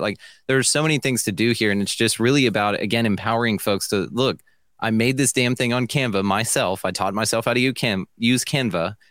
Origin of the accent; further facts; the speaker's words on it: Millsap, Texas, United States; I'm a podcaster from Millsap, Texas